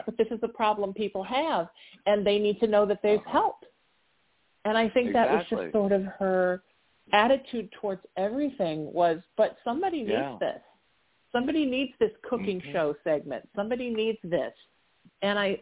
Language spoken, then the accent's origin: English; Orange County, California, United States; growing up in Orange County since I was 13